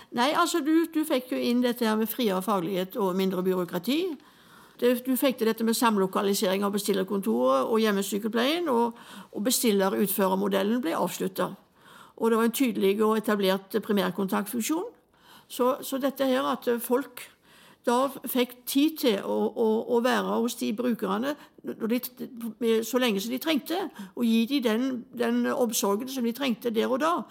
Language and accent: Norwegian; Utsira, Rogaland, Norway; also born or lived in Stavanger; vi kommer fra Utsira